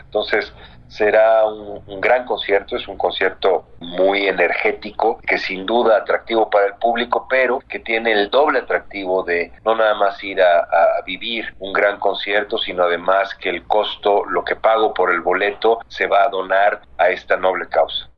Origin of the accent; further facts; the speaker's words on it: Mexico; como mexicanos